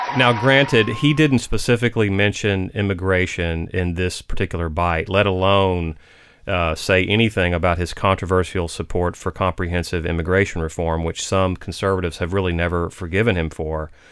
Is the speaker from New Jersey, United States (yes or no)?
no; Liberty, Texas, United States; I'm from Texas, born and raised, in fact. I grew up in a little town called Liberty